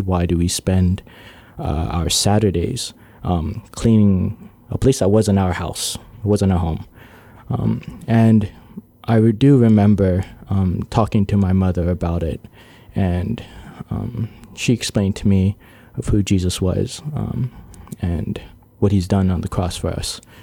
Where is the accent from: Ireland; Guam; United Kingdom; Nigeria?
Guam; I was born on Guam, uh, lived there my entire life.